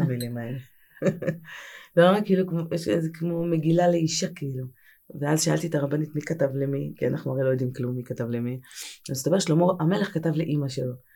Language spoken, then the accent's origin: Hebrew; Tel Aviv, Tel Aviv District, Israel; גדלתי בתל אביב, אני נערת תל אביב. אה, גדלתי ברמת אביב